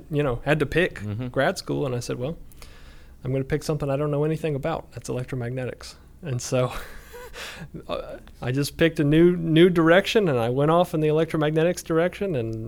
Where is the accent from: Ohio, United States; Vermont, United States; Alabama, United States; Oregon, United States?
Alabama, United States; Auburn; So I'm from Auburn, born and bred.